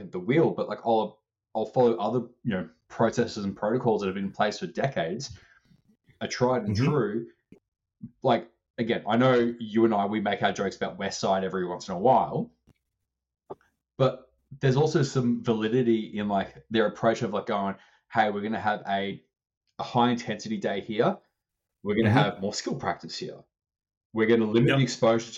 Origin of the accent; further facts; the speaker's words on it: Australia; I'm over from Australia.